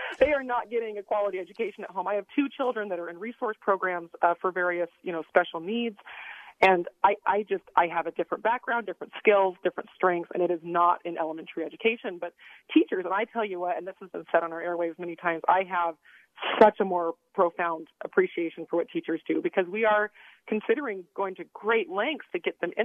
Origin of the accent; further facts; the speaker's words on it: Davis County, Utah, United States; also born or lived in Bay Area, California; now in Salt Lake City, United States; I grew up in Davis County